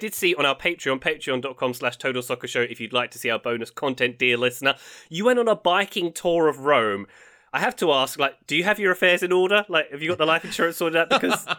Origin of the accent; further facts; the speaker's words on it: United Kingdom; I'm British.